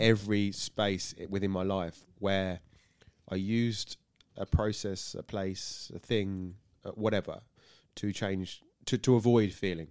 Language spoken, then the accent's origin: English; Burgess Hill, South East England, United Kingdom; moved away as an adult; now in Tunbridge Wells, United Kingdom; I'm born and bred in Burgessel